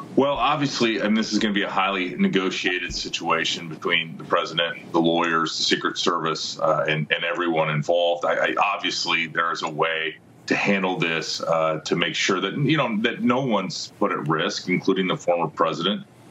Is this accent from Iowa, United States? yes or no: yes; Iowa, United States; my home state of Iowa